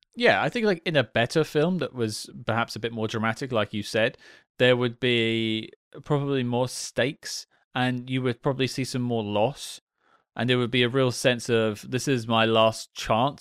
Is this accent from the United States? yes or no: no; United Kingdom; as a British guy myself